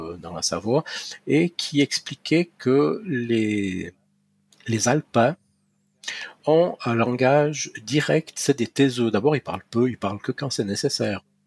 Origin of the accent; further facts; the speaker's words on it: Valais, Switzerland; mes racines culturelles sont ici.